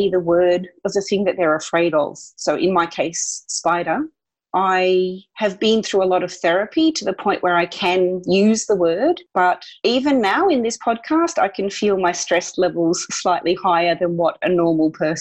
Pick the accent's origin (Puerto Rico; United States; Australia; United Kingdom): Australia; being Australian